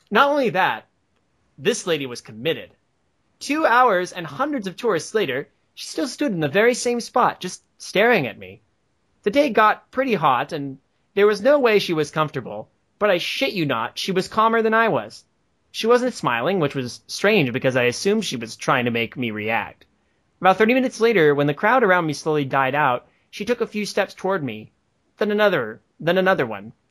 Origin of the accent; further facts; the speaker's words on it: Australia; hello, I am Australian.